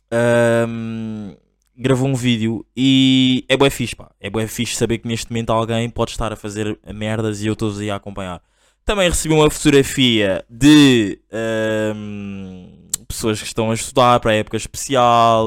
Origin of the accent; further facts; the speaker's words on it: Angola; eu sou angolano